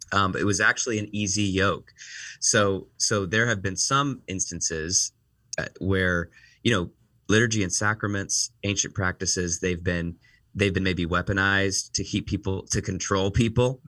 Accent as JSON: {"language": "English", "region": "Northeast Ohio", "country": "United States", "tie": "born or raised there", "also_born_or_lived": "Washington, D.C., United States", "moved": "as an adult", "lives_now": "Chicago, United States", "said": "I was born and raised in Northeast Ohio"}